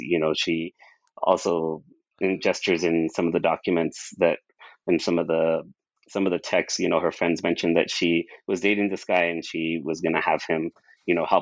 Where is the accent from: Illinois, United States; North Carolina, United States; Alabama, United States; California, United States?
California, United States; Brawley; I was from Brawley, the town that I grew up